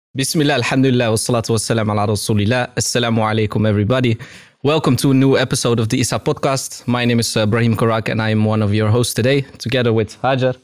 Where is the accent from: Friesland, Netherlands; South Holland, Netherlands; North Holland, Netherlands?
North Holland, Netherlands; Amsterdam; I grew up in Amsterdam, in the southeast part of Amsterdam, which was very multicultural